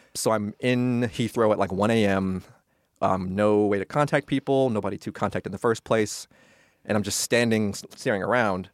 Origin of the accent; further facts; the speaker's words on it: California, United States; also born or lived in New York; I'm from California.